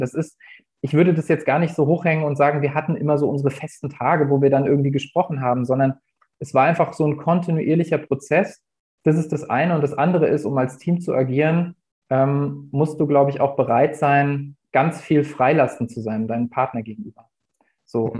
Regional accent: Hesse, Germany; moved away as an adult; now in Lübeck, Germany; Ich komme eigentlich ursprünglich aus Hessen, bin da zur Schule gegangen und äh, habe da auch studiert.

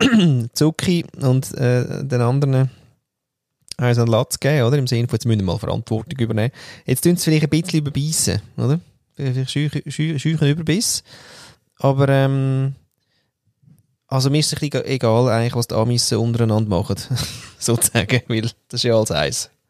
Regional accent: Austria; ja, ich bin Österreicher und äh, Jahrgang 1947 und so weiter.

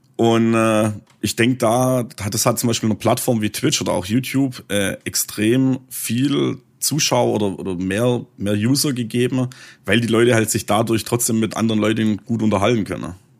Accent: Swabia, Baden-Württemberg, Germany; accent: Swabian; mein schwäbischer Dialekt

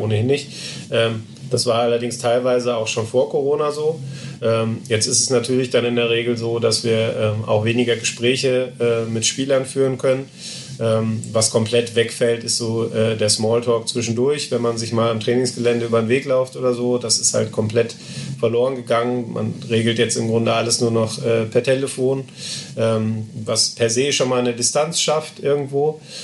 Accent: Essen, North Rhine-Westphalia, Germany; ich bin in Essen geboren

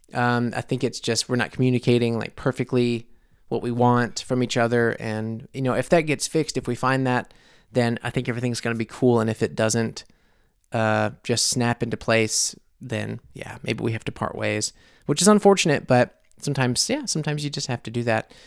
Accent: United States; moved away as an adult; now in Munich, Germany; I am obviously American living in Munich

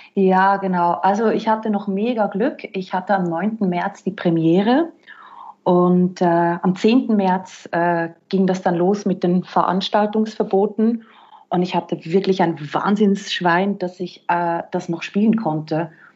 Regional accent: Switzerland; moved away as an adult; now in Vienna, Austria; ich bin gebürtige Schweizerin und bin dann vor zwölf Jahren nach Österreich und ja, da bin ich jetzt

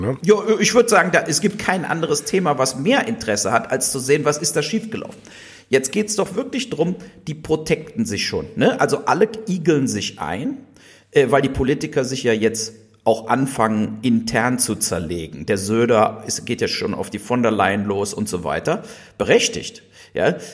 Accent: Germany; wir hier als Deutsche

